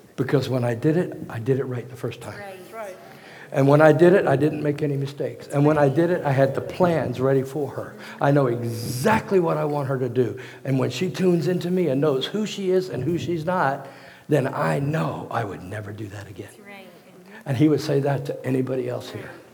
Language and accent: English; Hampton, Virginia, United States; moved away; I was raised in Hampton, Virginia